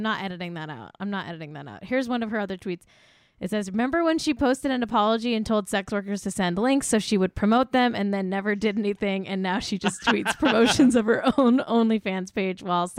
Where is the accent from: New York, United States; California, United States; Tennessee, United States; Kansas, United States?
California, United States; Manhattan Beach; he literally lives in my hometown of Manhattan Beach.